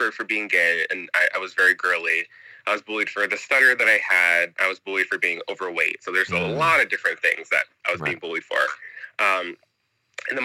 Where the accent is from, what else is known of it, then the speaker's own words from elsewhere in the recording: Northern California, United States; moved away as an adult; also born or lived in China; I am from Northern California area